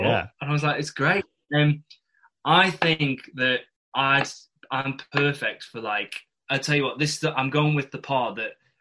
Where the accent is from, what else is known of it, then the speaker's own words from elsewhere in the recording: Isle of Man; accent: northern; moved away; I'd say I'm from the Isle of Man for 3 years